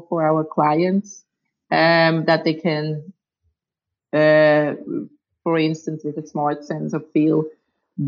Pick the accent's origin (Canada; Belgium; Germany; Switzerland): Switzerland; I was born and raised in Switzerland